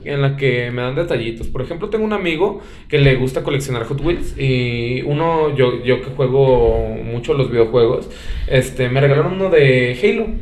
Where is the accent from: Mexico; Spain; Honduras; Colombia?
Mexico; como mexicanos